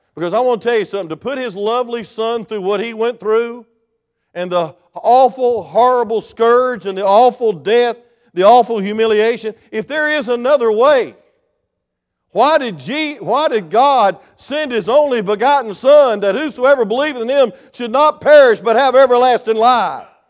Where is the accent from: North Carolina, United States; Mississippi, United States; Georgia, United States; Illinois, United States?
Georgia, United States; South; I came from South Georgia